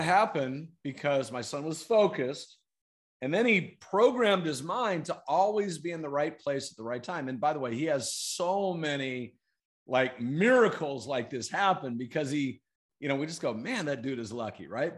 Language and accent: English; Fayetteville, North Carolina, United States; moved away as an adult; now in San Diego, United States; we ended up growing up there in, okay. in Fayetteville, North Carolina.